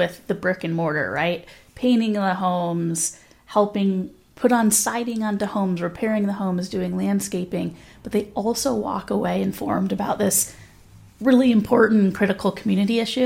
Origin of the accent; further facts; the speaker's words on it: Los Angeles, California, United States; now in Santa Barbara, United States; I'm from Los Angeles